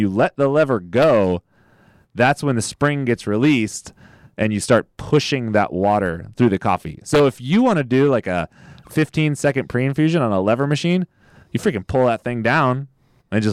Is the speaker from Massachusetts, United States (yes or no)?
no; the Valley, California, United States; We're both from the Valley.